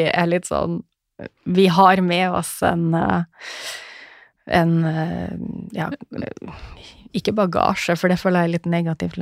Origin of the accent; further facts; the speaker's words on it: Northern Norway, Norway; som nordlending så tålte nå jeg det